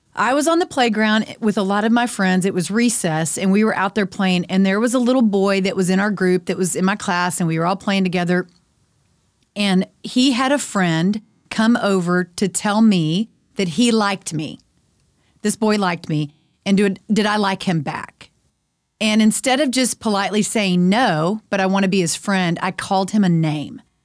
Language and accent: English; Friendswood, Texas, United States; I'm on the school board in my hometown, Friendswood, Texas